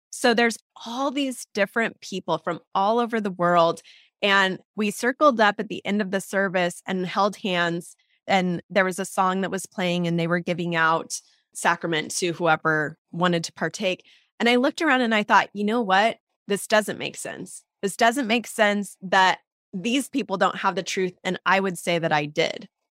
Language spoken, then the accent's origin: English; Portland, Oregon, United States; also born or lived in Southern California; I was born in Southern California, actually. I grew up, though, in Portland, Oregon